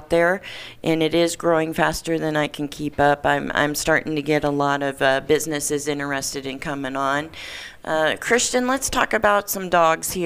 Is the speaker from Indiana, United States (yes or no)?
yes; Warsaw, Indiana, United States; now in Nevada, United States; I'm from Warsaw, Indiana, originally